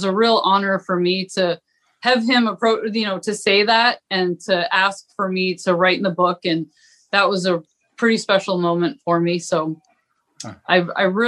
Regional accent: Southwest Harbor, Maine, United States; I grew up on Southwest Harbor, so fishermen were, you know, I got woken up to clam diggers every morning

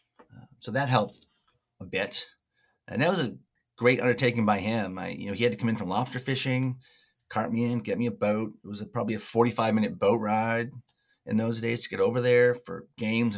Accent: Frenchboro, Maine, United States; I grew up on Frenchboro, which is a small island about 8 miles off Mount Desert Island

